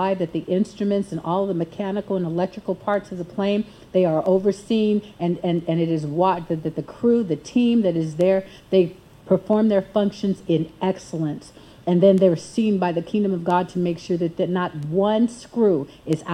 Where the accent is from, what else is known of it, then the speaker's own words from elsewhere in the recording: United States; as an American